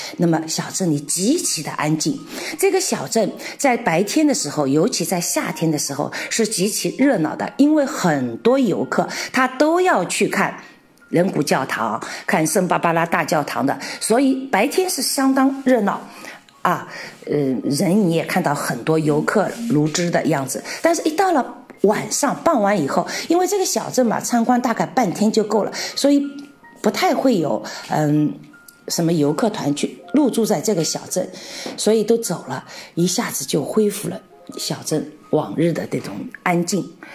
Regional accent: Shanghai, China; moved away as an adult; also born or lived in Czech Republic; now in Kutná Hora, Czech Republic; 我是上海人

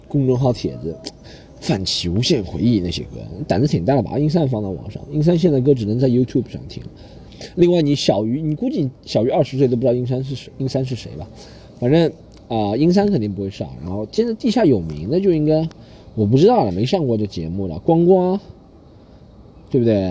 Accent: China; moved away; 我们中国人

